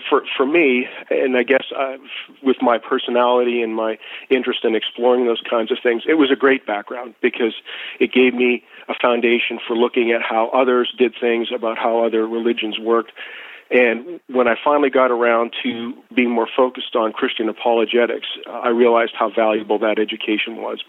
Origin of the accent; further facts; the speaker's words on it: Edmonton, Alberta, Canada; So, Ray, I'm from Canada originally, born in 1959 in Edmonton, Alberta